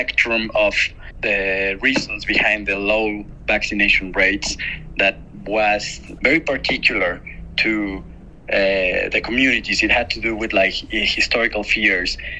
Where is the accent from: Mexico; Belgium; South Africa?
Mexico; I'm a filmmaker from Mexico